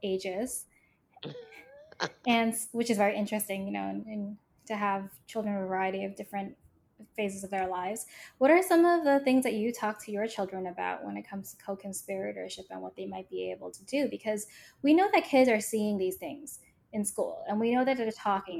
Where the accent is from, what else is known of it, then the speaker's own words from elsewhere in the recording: New York City, New York, United States; growing up in New York City